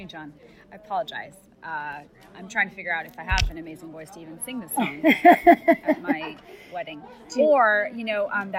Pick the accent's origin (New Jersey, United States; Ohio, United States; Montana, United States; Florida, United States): Montana, United States; I'm from Montana. For a while, we didn't even have a speed limit.